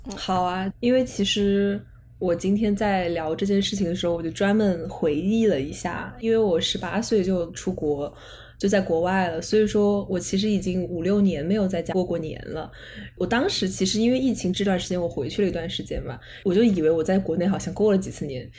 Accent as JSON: {"language": "Chinese", "town": "Chengdu", "region": "Sichuan", "country": "China", "tie": "born or raised there", "also_born_or_lived": "Henan", "moved": "as an adult", "said": "我爸爸是河南人，呃，我妈妈是四川人，然后我们家，就是我从小到大都在成都长大的"}